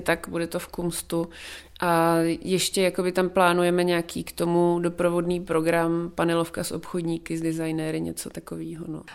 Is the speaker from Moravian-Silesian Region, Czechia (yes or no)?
no; South Moravian Region, Czechia; jsem z Jižní Moravy